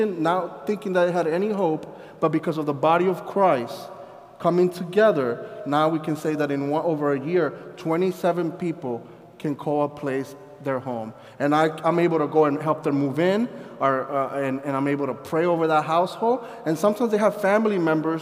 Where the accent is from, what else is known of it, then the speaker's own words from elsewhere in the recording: Colombia; also born or lived in Sussex County, Delaware; now in Delaware, United States; I'm from Colombia